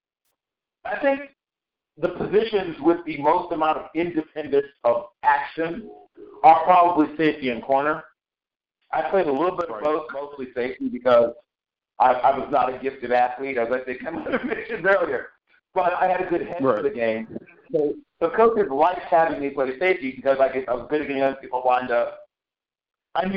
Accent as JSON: {"language": "English", "area": "Tidewater", "region": "Virginia", "country": "United States", "tie": "born or raised there", "said": "I grew up in Tidewater, Virginia"}